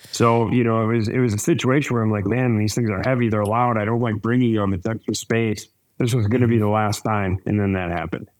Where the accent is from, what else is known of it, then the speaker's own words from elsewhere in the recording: Wisconsin, United States; I grew up in Wisconsin